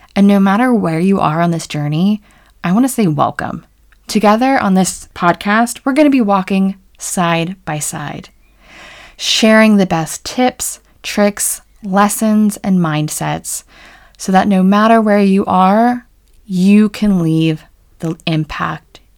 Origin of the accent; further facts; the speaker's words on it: rural Pennsylvania, United States; an American who grew up in rural Pennsylvania